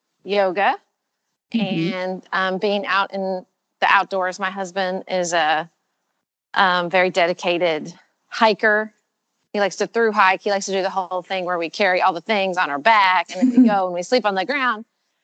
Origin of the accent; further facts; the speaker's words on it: Paducah, Kentucky, United States; moved away as an adult; also born or lived in Washington, D.C.; moved back to my hometown of Paducah, Kentucky in 2009 when I was pregnant with my first son.